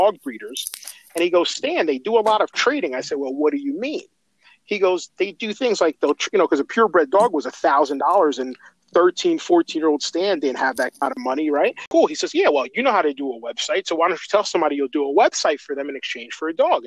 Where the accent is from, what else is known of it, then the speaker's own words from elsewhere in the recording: Elizabeth, New Jersey, United States; I grew up in Elizabeth